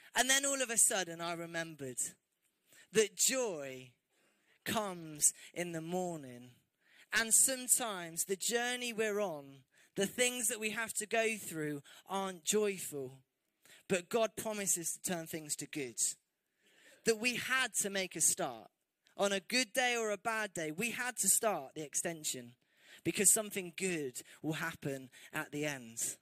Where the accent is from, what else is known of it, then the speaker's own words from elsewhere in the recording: England, United Kingdom; especially as English people